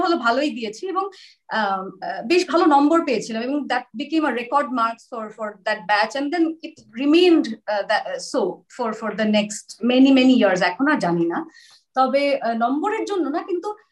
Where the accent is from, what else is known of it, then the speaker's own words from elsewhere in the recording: Kolkata, West Bengal, India; also born or lived in Sylhet; Calcutta girls স্কুলে সেটা আমার বাড়ি থেকে অনেক দূর